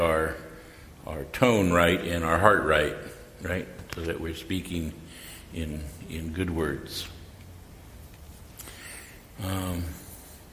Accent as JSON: {"language": "English", "area": "North Fork Mono tribe", "region": "California", "country": "United States", "said": "I'm from the North Fork Mono tribe"}